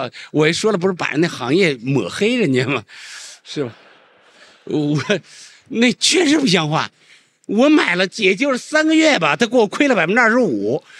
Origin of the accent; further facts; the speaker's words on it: China; 作为一个中国人，我觉得别无选择。